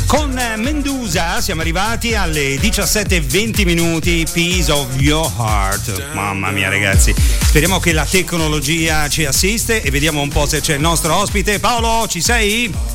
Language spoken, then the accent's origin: Italian; Rome, Lazio, Italy; moved away; sono di Roma